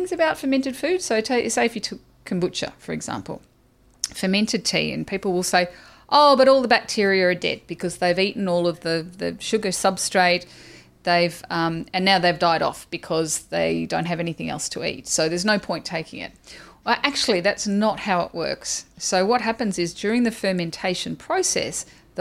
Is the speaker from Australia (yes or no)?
yes; Australia; I'm Australian